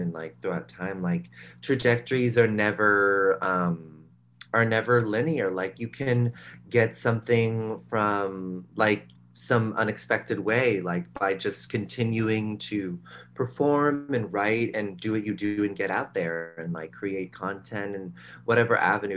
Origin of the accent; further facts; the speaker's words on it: San Rafael, California, United States; moved away as an adult; also born or lived in New York; I'm from a suburb outside of San Francisco called San Rafael, and um, I um, I grew up there, and then I moved to New York for college